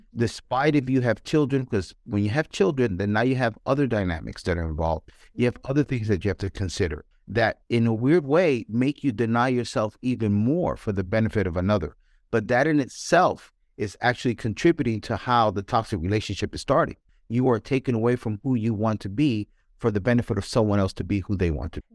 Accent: New York City, New York, United States; I grew up in New York

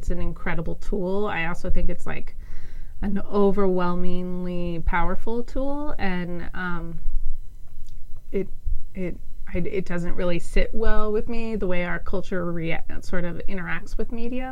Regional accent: Denver, Colorado, United States; I grew up in Denver, Colorado

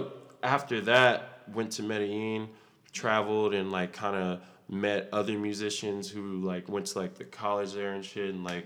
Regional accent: Austin, Texas, United States; I'm originally from Austin, Texas

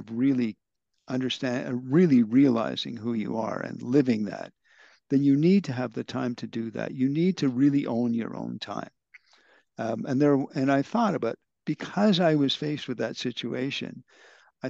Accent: Canada; now in India; as a Canadian

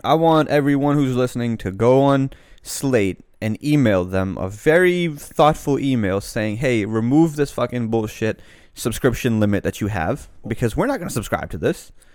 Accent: Annapolis, Maryland, United States; I grew up in Annapolis, which is predominantly very white.

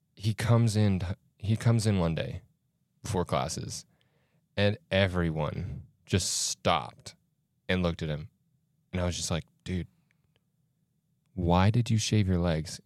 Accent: Florida, United States; moved away; I'm from Florida

